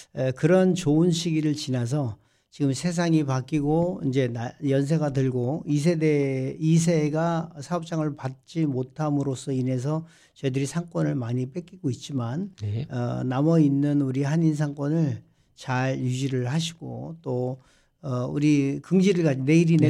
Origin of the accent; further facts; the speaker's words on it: South Korea; now in United States; 저도 이제 한국 사람이지만